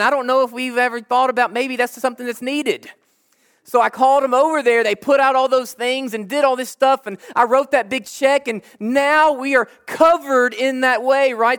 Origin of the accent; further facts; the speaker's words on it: Jackson, United States; now in Huntington, United States; I'm from Jackson